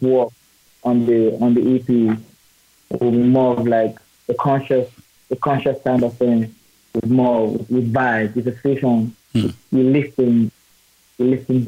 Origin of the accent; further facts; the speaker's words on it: Jos, Plateau, Nigeria; moved away as an adult; also born or lived in Adamawa State, Nigeria; now in Yola, Nigeria; I was born and brought up in Jos, Nigeria